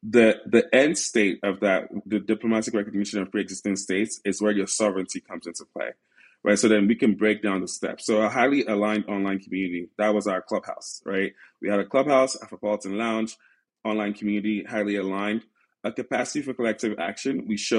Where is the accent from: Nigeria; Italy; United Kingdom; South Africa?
Nigeria; when I then would travel back to Africa, specifically Nigeria, and I'm Nigerian